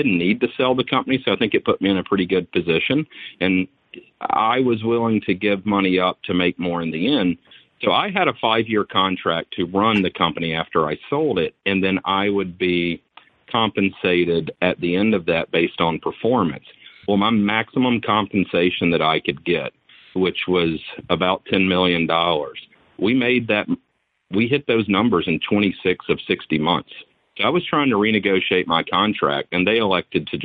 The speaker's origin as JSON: {"language": "English", "town": "Atlanta", "region": "Georgia", "country": "United States", "tie": "born or raised there", "said": "I grew up in the South in Atlanta, but in the city"}